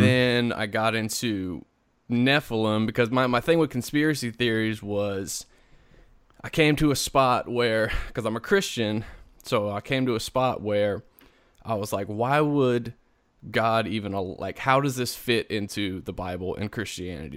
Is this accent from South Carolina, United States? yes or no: yes; South Carolina, United States; moved away; originally I'm from South Carolina.